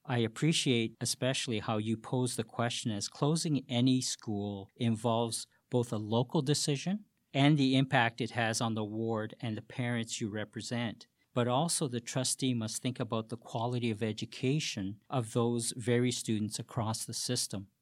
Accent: Hamilton, Ontario, Canada; born and raised in Hamilton

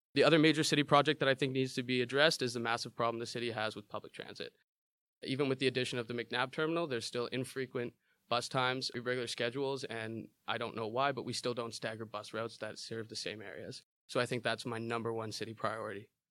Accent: Hamilton, Ontario, Canada; I grew up in Hamilton.

